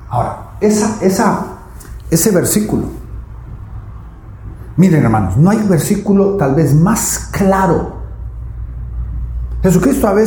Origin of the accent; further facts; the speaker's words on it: Guatemala; De mal en peor, como dicen en mi tierra Guatemala.